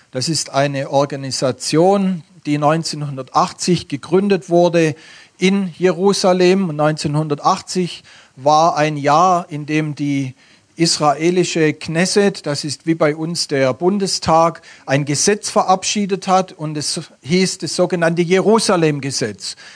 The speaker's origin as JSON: {"language": "German", "region": "Baden-Württemberg", "country": "Germany", "accent": "Swabian", "said": "Ich komme aus dem Stuttgarter Raum und bringe euch den schönsten Dialekt Deutschlands mit."}